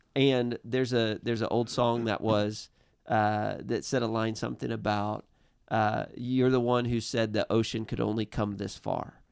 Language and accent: English; Missouri, United States; we're from Missouri